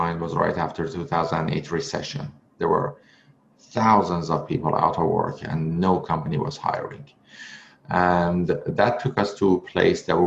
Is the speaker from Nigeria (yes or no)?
no; Iran; English is a second language; moved away as an adult; now in North America; back then I was in Iran. I couldn't speak English